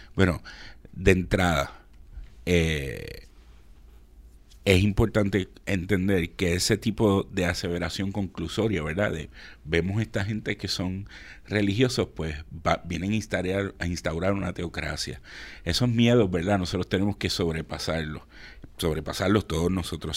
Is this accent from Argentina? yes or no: no; Puerto Rico; como puertorriqueños